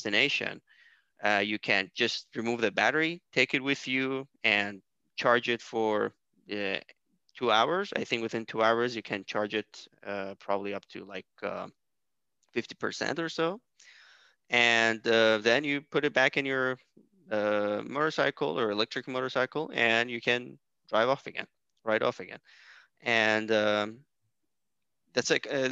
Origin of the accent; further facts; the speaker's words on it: Iran; my home country, which is Iran